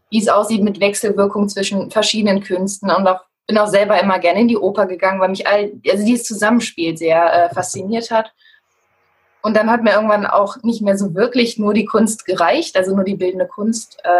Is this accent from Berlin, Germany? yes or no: no; Cologne, North Rhine-Westphalia, Germany; Ja, ähm, also ich komme aus Köln, also bin auch in Köln geboren.